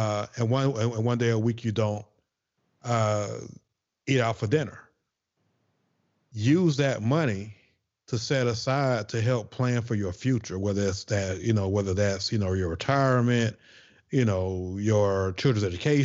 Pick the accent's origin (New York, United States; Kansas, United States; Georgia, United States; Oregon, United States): Georgia, United States; Atlanta; You know, we're from Atlanta.